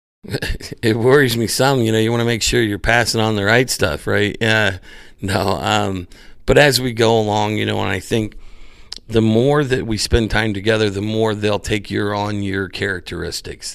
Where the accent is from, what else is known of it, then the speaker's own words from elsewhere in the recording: Valley, Indiana, United States; I was from Valley